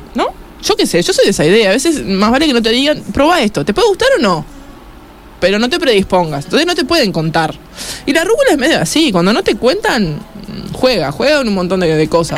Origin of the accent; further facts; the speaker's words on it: Uruguay; como uruguayos